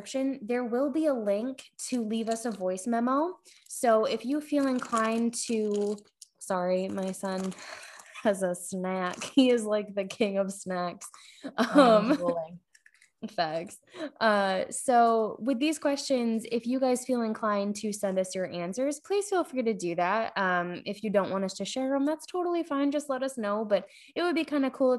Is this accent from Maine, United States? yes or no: yes; Maine, United States; moved away as an adult; also born or lived in New York; I grew up in Maine